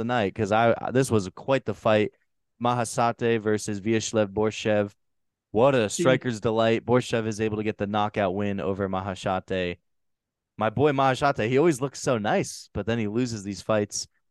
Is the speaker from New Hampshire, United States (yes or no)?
yes; New Hampshire, United States; my home state of New Hampshire